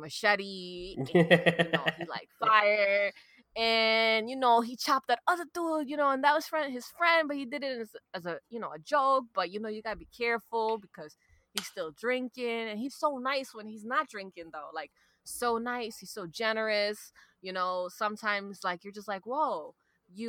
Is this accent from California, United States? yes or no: no; New York City, New York, United States; I got Irish, right? And like, I'm from Brooklyn